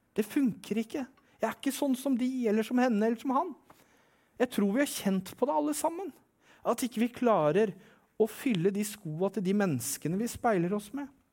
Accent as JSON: {"language": "Norwegian", "region": "Eastern Norway", "country": "Norway", "said": "Jeg er fra Østlandet"}